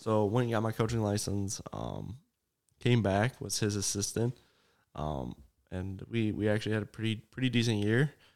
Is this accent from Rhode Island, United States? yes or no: no; Shellsburg, Iowa, United States; also born or lived in Vinton, Iowa; I'm actually from Shellsburg